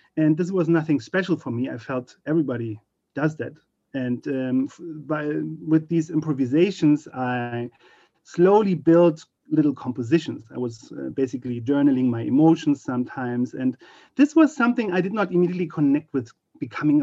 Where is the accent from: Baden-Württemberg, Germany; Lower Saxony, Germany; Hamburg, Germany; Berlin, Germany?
Berlin, Germany; moved away as an adult; now in United States; I grew up in Berlin, Germany